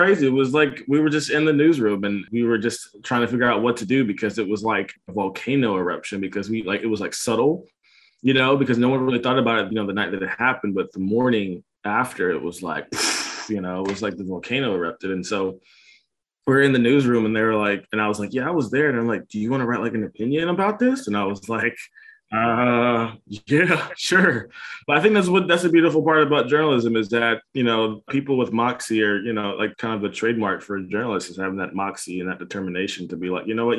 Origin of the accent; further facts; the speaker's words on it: Tullahoma, Tennessee, United States; I'm from Tullahoma, Tennessee. It's a smaller town in South Tennessee, Middle Tennessee.